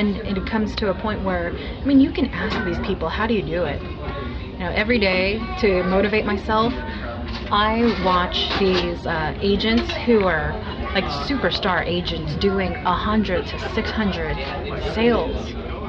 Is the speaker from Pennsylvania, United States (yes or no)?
no; White Center, Washington, United States; I'm from White Center. I grew up in the same house that I lived